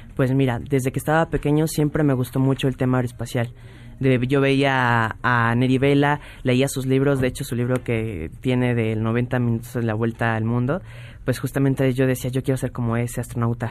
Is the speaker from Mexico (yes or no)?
yes; Mexico; como mexicanos